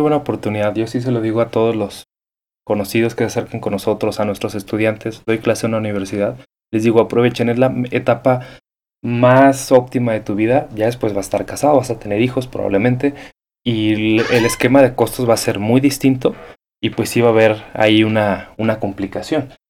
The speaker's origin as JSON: {"language": "Spanish", "country": "Mexico"}